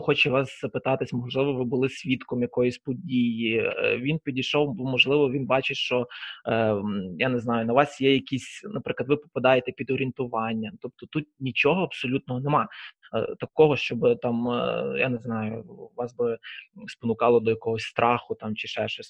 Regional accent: Lviv, Lviv Oblast, Ukraine; сам я Саме ріс у Львові на Сихові

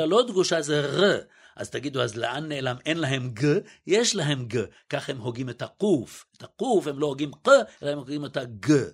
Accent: Israel; also born or lived in Budapest, Hungary; גדלתי, אני מוכרח להגיד, בילדותי, זה אחד הדברים הנפלאים שגדלתי בשכונת עולים

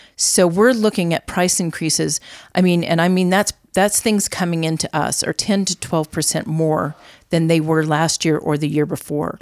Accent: Albuquerque, New Mexico, United States; also born or lived in Santa Fe, New Mexico / Las Cruces, New Mexico; I was born in Santa Fe, raised in Albuquerque. I am a native.

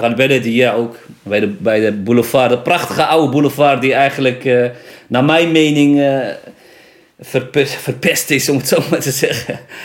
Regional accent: Nador, Oriental, Morocco; ik kom uit Nador

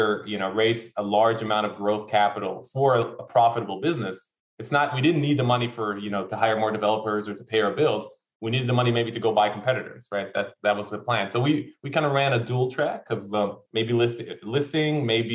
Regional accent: Haifa, Haifa District, Israel; moved away as an adult; also born or lived in Cyprus; I'm from Haifa originally

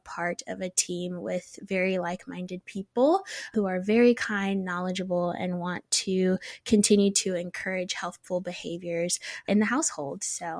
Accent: United States; moved away as an adult; now in Guelph, Canada; I'm actually originally from the States, and when the opportunity came to study here, I jumped at the opportunity.

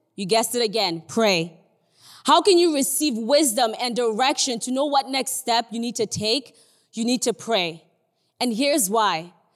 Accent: Nigeria; I'm Nigerian. I don't know if you can tell, but I'm Nigerian.

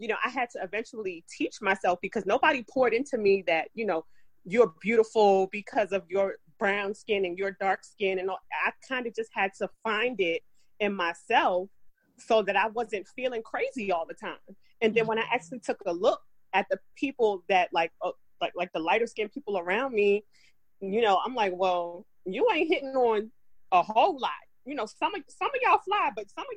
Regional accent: New York, United States; growing up in New York

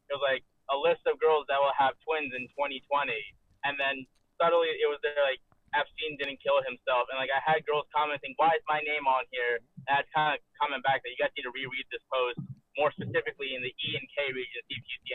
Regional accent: New Jersey, United States; I play on the East Coast. I'm from New Jersey

